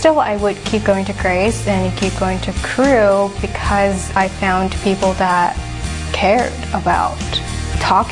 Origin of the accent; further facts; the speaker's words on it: Hong Kong; moved away as an adult; also born or lived in California; now in Iowa, United States; I grew up in Hong Kong. And I moved to Iowa after spending 2 years in California, and that was my third year of college.